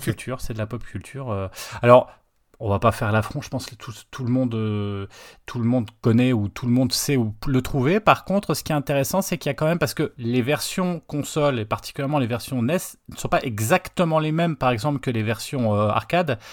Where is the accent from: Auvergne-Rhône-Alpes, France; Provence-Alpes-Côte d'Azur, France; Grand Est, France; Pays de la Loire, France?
Grand Est, France; Nancy; moi, j'étais sur Nancy